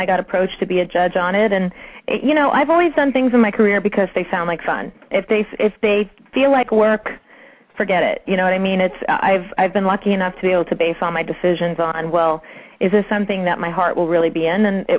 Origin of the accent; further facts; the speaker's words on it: Long Island, New York, United States; also born or lived in Brooklyn; Well, born in Brooklyn, raised in Long Island.